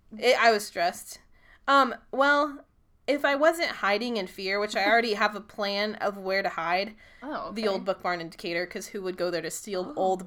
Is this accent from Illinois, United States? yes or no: yes; Decatur, Illinois / Mount Zion, United States; we are from Decatur, Illinois, Mount Zion, Illinois. We are completely surrounded by cornfields.